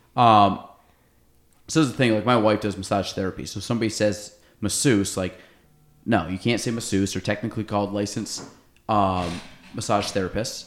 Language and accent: English; Chazy, New York, United States; we're kids from Chazy